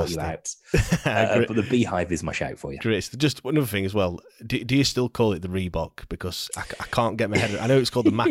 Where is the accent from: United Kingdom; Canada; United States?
United Kingdom; Sheffield, Yorkshire and the Humber; We know, I know we're from Sheffield, but you know we've still